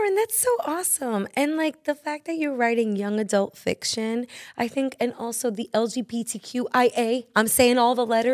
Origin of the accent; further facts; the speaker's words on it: New York City, New York, United States; as a New Yorker